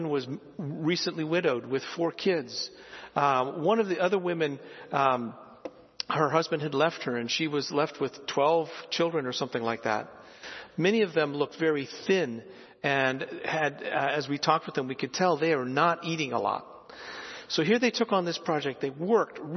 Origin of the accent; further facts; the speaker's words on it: Philippines; moved away; I grew up in the Philippines and saw rice being produced all the time